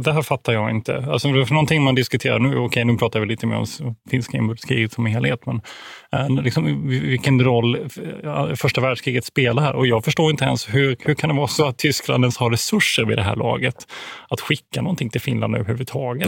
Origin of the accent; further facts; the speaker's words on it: Växjö, Kronoberg County, Sweden; moved away as an adult; now in Umeå, Sweden; jag är född i, i eh, Växjö, då, i södra Sverige